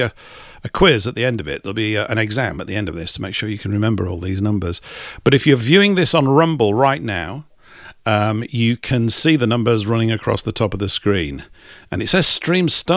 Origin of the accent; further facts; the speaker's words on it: England, United Kingdom; we're English